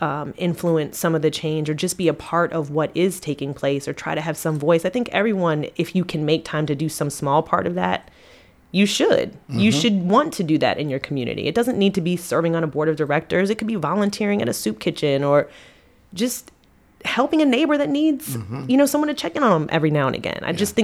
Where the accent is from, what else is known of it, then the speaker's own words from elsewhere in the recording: Annapolis, Maryland, United States; moved away as an adult; also born or lived in Virginia; I was born in Annapolis, Maryland, and spent most of my life there before heading to Virginia for college.